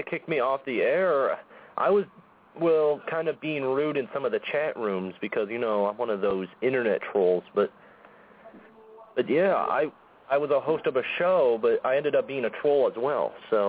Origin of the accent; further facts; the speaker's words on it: Indiana, United States; I'm from Indiana.